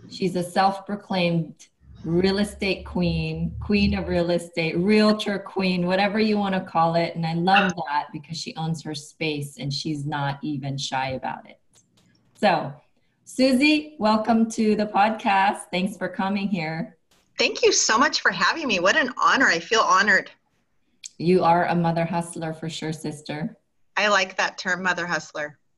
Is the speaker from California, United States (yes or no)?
yes; Compton, California, United States; Well, I am straight out of Compton.